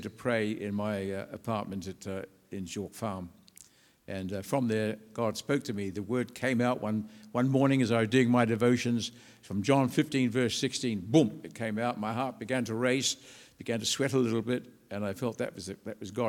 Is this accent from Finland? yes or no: no; New Zealand; moved away as an adult; now in England; I'm from New Zealand. I was born and educated in New Zealand.